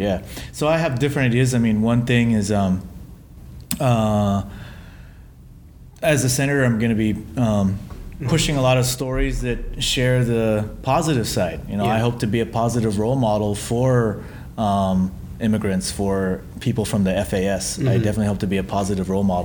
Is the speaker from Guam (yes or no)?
yes; Guam; I was born and raised on Guam